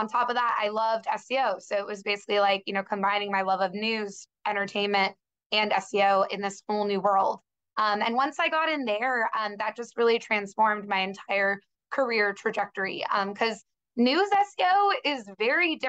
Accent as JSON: {"language": "English", "town": "San Diego", "region": "California", "country": "United States", "also_born_or_lived": "Boulder, Colorado / Los Angeles", "said": "I'm from San Diego, California originally."}